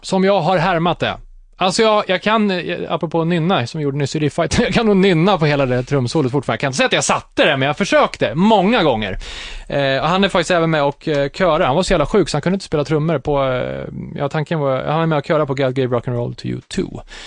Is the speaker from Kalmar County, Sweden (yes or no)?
no; Katrineholm, Södermanland, Sweden; born or raised there